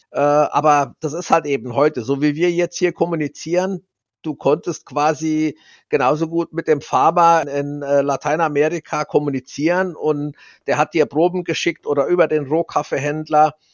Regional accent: Saarland, Germany; wir sind ja Saarländer, typisch saarländisch

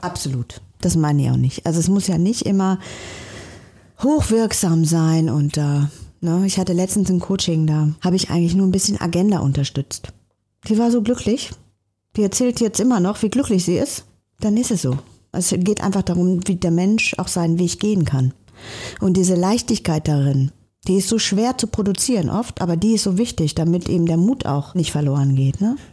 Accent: Bergham, Germany; now in Hamburg, Germany; in meiner Stadt, wo ich groß geworden bin, in so einer kleinen Stadt, Bergham

